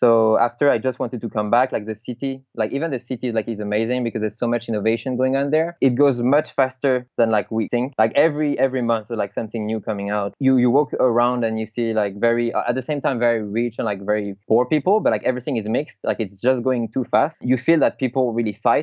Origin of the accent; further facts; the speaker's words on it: Paris, Île-de-France, France; I'm from Paris